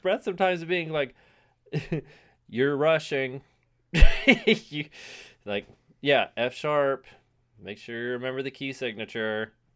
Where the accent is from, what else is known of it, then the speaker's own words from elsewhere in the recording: United States; I'm American